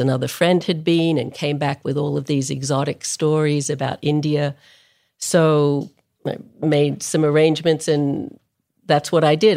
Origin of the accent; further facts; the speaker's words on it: Melbourne, Victoria, Australia; moved away as an adult; I grew up in Melbourne, Australia, which is a long way from anywhere